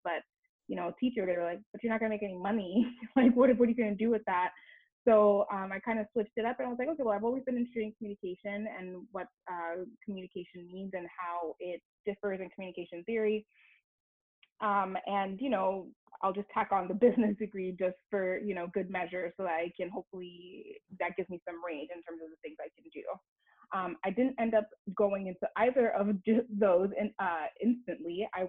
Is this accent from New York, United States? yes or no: no; Miami, Florida, United States; also born or lived in Montreal, Canada; I was born in Montreal, raised to Haitian parents. I moved to Miami when I was fairly young and moved back and forth for a while.